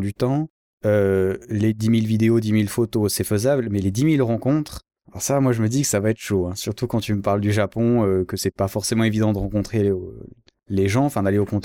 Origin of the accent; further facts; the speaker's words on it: Switzerland; je suis suisse